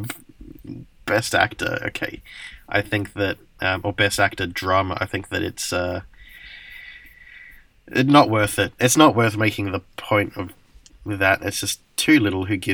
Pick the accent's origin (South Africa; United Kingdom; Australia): Australia; moved away; as an Australian, despite being an Australian, not living in Australia.